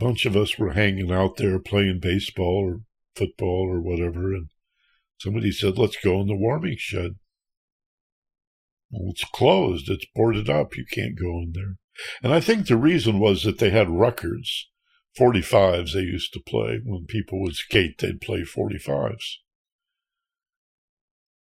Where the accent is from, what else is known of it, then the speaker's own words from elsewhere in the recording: Michigan, United States; where I grew up in Michigan